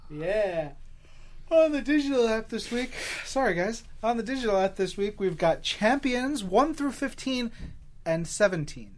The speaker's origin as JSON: {"language": "English", "town": "New York City", "region": "New York", "country": "United States", "said": "as a New Yorker"}